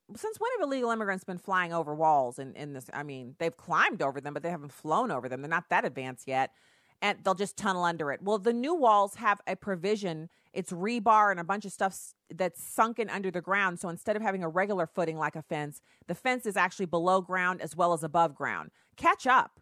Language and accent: English; Texas, United States; I was born in Texas.